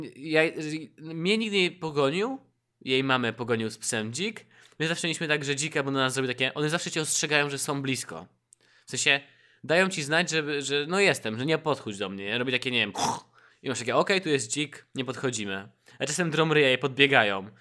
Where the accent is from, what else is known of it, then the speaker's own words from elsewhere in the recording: Poland; moved away as an adult; now in Warsaw, Poland; jestem ze wsi, z głębokiej wsi